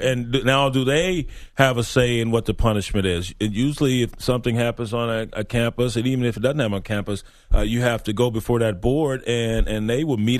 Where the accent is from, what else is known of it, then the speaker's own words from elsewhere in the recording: Compton, California, United States; I mean, I grew up in Compton, but that was harsh.